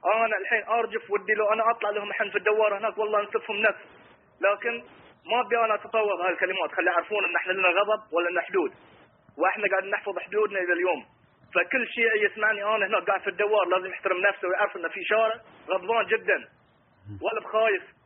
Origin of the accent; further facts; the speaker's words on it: Bahrain; انا انسان بحريني